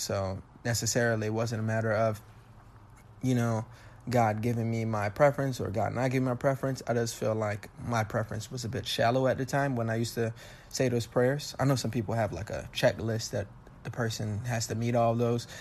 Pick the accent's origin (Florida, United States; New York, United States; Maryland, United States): Florida, United States; Miami; I was born and raised in Miami